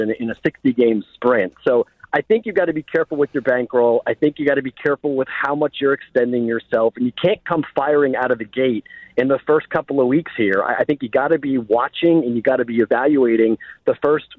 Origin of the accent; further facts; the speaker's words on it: Boston, Massachusetts, United States; I'm a Bostonian